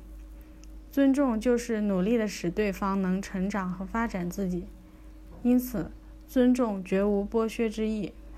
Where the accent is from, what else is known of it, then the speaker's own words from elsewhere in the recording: China; 我们中国人